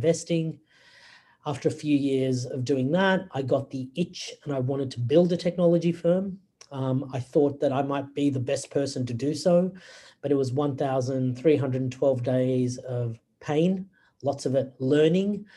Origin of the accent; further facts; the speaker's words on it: Australia; moved away as an adult; also born or lived in Wales / Singapore / United States / Hong Kong; now in Sydney, Australia; I was raised and educated in Australia